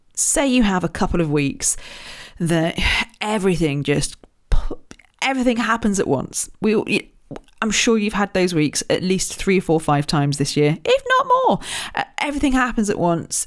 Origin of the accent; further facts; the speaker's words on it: Royal Berkshire, South East England, United Kingdom; I was born in Royal Berkshire, just down the road from Windsor